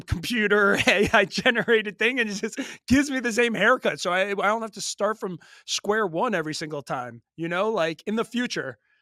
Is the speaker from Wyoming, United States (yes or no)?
no; Long Island, New York, United States; growing up in New York just was a big hip hop, rap guy